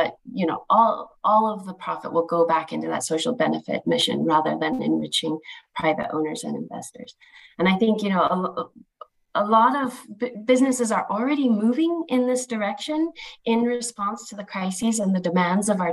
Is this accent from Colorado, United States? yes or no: yes; Colorado, United States; my home state in the US, Colorado